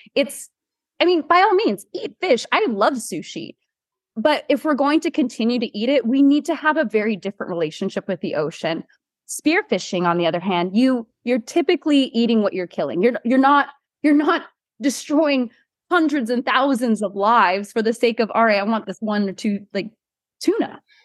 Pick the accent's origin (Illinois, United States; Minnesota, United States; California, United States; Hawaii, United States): Hawaii, United States; am born and raised from Hawaii and have lived here most of my life.